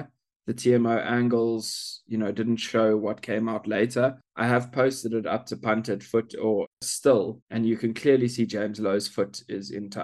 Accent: South Africa; as South African

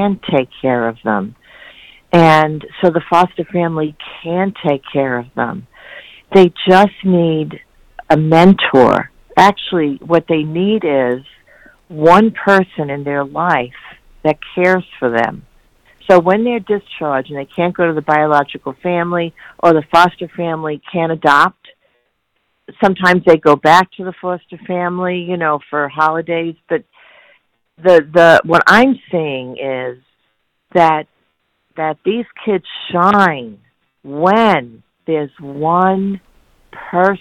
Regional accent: New York, United States; I'm from New York

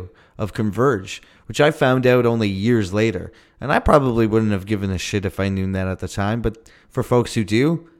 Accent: St. Catharines, Ontario, Canada; when I was growing up in my hometown of St. Catharines.

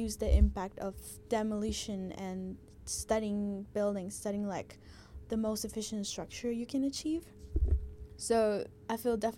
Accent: Guatemala; now in Melbourne, Australia; I'm from Guatemala

